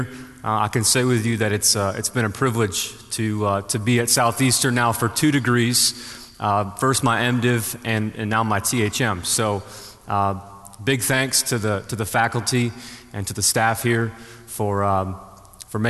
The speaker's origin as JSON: {"language": "English", "town": "Buffalo", "region": "New York", "country": "United States", "moved": "yes", "said": "I'm originally from Buffalo, New York"}